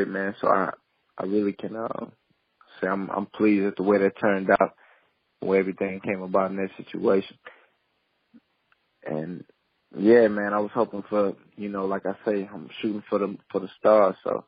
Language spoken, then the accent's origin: English; Port Arthur, Texas, United States; I'm from Port Arthur